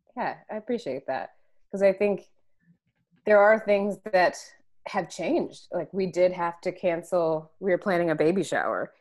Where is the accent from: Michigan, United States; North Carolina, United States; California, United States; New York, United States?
North Carolina, United States; also born or lived in San Francisco, United States; now in Washington DC area, United States; We're both from the East Coast. So I'm from North Carolina